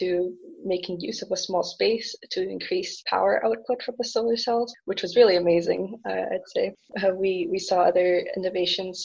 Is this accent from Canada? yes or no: yes; Canada; moved away as an adult; also born or lived in Germany; now in Aachen, Germany; I am originally from Canada. I moved to Germany to continue pursuing my passion for electrical engineering